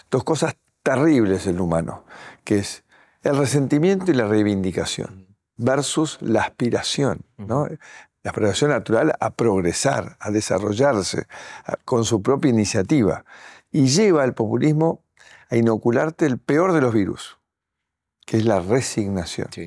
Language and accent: Spanish; Guatemala; yo estoy en la ciudad de Buenos Aires … vengo de Guatemala